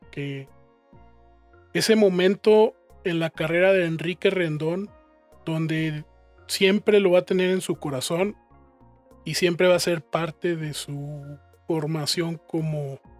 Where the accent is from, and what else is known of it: León, Mexico